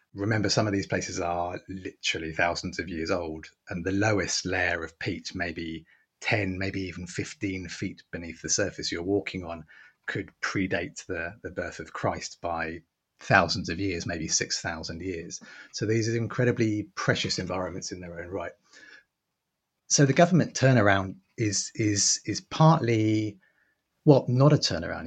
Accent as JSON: {"language": "English", "region": "England", "country": "United Kingdom", "said": "I'm speaking as a, as an English man"}